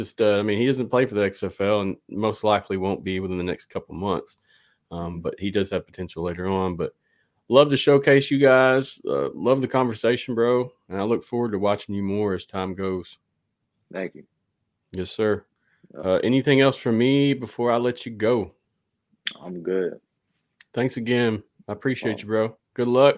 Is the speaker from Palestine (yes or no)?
no; the South, United States; I'm from the South.